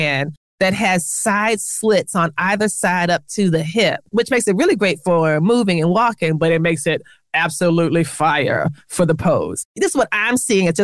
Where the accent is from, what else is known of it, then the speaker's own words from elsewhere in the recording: South Florida, United States; moved away; I'm from South Florida originally